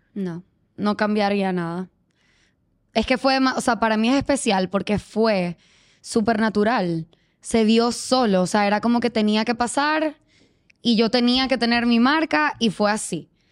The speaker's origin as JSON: {"language": "Spanish", "country": "Venezuela", "moved": "as an adult", "said": "yo soy venezolana, pero tengo nueve años viviendo acá."}